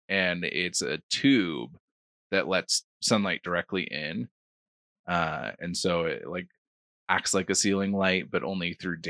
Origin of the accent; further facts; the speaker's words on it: Illinois, United States; moved away; I grew up in Illinois, and the tap water wasn't great